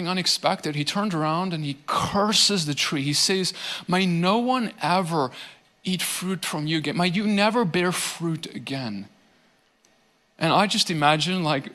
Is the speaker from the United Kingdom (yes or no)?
no; South Africa; now in Tennessee, United States; I come from South Africa. There were not nearly as many trees where I grew up.